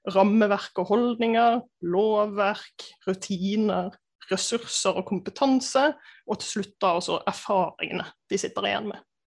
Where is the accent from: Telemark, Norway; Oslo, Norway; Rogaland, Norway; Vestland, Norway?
Vestland, Norway; Bergen; moved away; also born or lived in Gjøvik; kommer fra Bergen